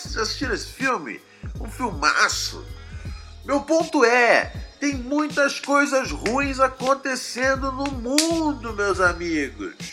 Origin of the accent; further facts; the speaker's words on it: Rio de Janeiro, Brazil; Eu sou, né, do Rio de Janeiro